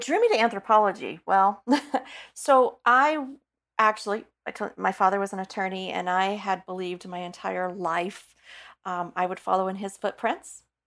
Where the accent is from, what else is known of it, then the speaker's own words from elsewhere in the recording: Texas, United States; moved away; I come from Texas